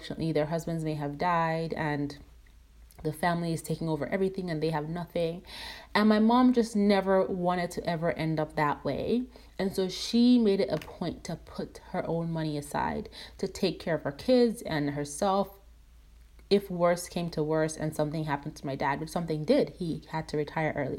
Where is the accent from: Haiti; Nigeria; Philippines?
Nigeria; growing up in Nigeria, my dad was the breadwinner.